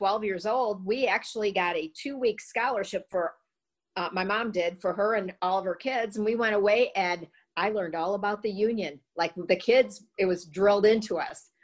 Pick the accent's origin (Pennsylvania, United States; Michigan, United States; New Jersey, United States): Michigan, United States; Coloma; growing up in Coloma